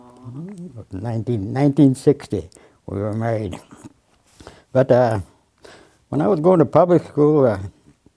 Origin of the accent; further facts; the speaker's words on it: Moosonee, Ontario, Canada; that's where I grew up in Moose Knee